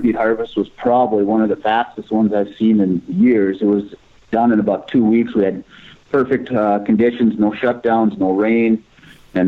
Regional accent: Red River Valley, North Dakota, United States; I grew up here in the River Valley in North Dakota. Grew up on a small grain and cattle farm.

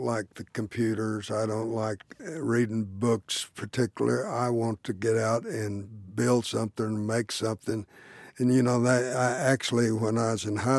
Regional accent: Chickasha, Oklahoma, United States; I was born in the house that I finished college

